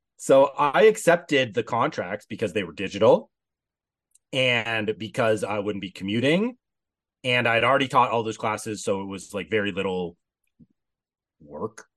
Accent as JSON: {"language": "English", "country": "Canada", "said": "I'm Canadian"}